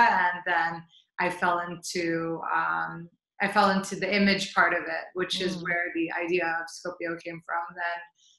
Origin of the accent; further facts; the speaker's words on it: St. Louis, Missouri, United States; So I was born and raised in St. Louis, Missouri. My parents are immigrants from Jordan.